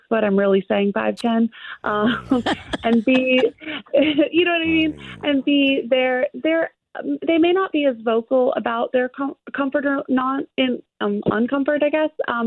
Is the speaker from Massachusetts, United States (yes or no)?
no; Alabama, United States; my dad's British, but I was raised in Alabama